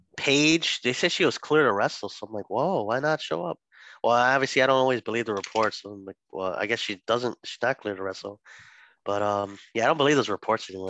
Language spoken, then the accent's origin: English; Illinois, United States; we're from Illinois, Illinois guys